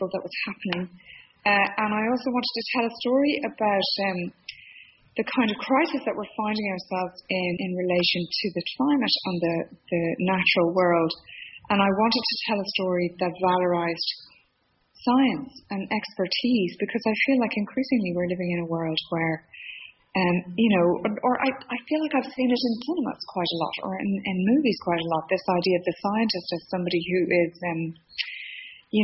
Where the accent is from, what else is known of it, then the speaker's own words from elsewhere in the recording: Dublin, Leinster, Ireland; I'm a Dubliner, born and bred in Dublin, still live in Dublin